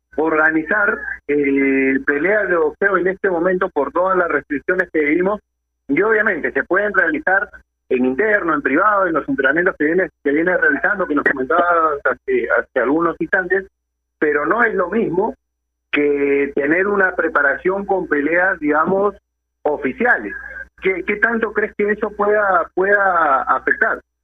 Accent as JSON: {"language": "Spanish", "country": "Peru", "said": "Como peruanos"}